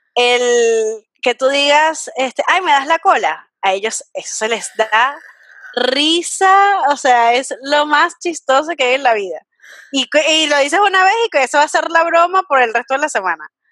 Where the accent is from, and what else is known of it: Venezuela; now in Argentina